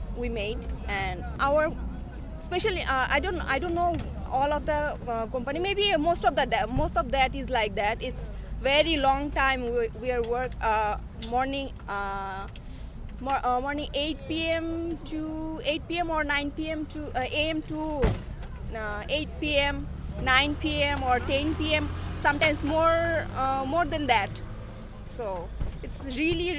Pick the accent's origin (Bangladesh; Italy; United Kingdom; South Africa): Bangladesh; English is a second language; moved away as an adult; now in South Korea; I'm from Bangladesh